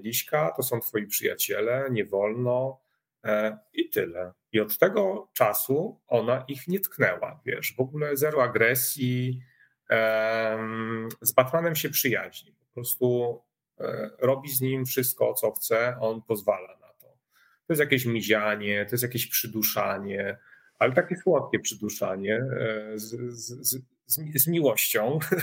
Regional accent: village near Rabka-Zdrój, Sucha Beskidzka county, Lesser Poland, Poland; also born or lived in Warsaw; now in village between the Bug and Narew, Poland; urodziłem się na wsi e, pod e, Rabką Zdrój, e, powiat Sucha Beskidzka. To jest taki styk Podhala, a Beskidu Żywieckiego.

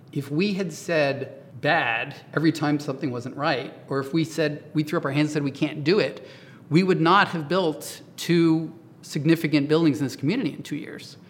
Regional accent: Oklahoma, United States; moved away; I'm originally from Oklahoma.

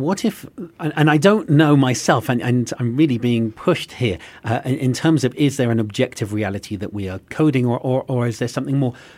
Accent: England, United Kingdom; now in United States; As an Englishman who now lives in America

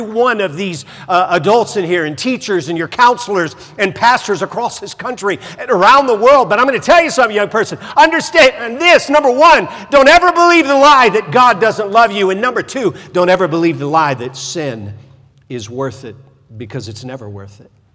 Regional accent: the South, United States; growing up in the South

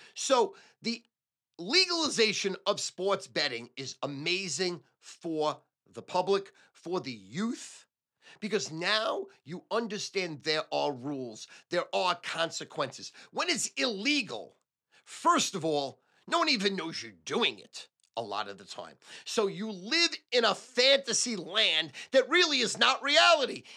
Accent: United States; as an American, a red-blooded American

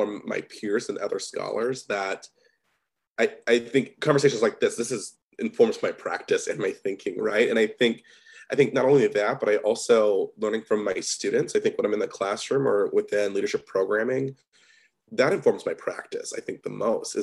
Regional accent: Midwest, United States; I'm from the Midwest

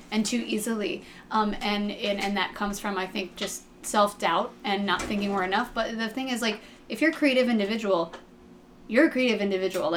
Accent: Ohio, United States; I'm from Ohio

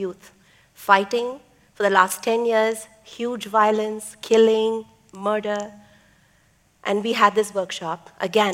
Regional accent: Chennai, Tamil Nadu, India; first language Tamil; English is a second language; Chennai, India, my hometown.

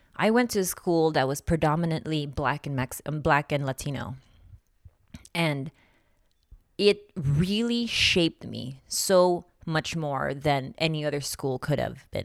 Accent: Philippines; moved away; also born or lived in Nevada; I grew up in the Philippines, and I swam for the Philippine team for a couple of years

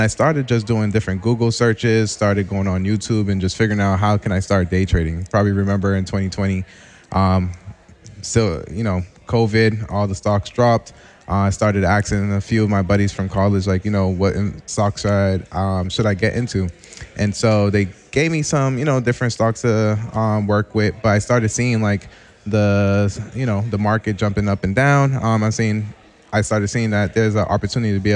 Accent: Boston, Massachusetts, United States; also born or lived in Mattapan / Randolph, Massachusetts; I was born in Mattapan. Then ended up transitioning and moving out to South Shore Randolph, and now I've been in South Boston for the past 3 years

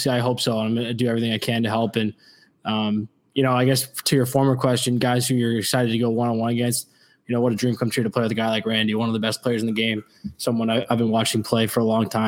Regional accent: Ontario, Canada; growing up in Ontario

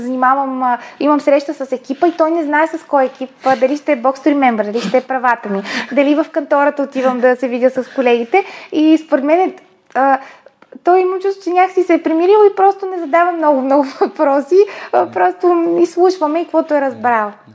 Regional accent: Bulgaria; аз съм си българка

